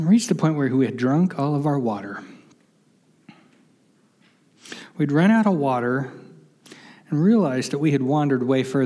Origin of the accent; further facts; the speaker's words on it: West Virginia, United States; now in Arizona, United States; growing up in West Virginia